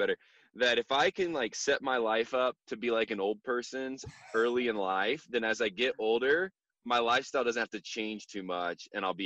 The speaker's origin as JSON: {"language": "English", "town": "Warsaw", "region": "Indiana", "country": "United States", "tie": "born or raised there", "moved": "as an adult", "lives_now": "Denver, United States", "said": "I graduated from Indiana in 2012, grew up in Warsaw, and then moved out to Denver"}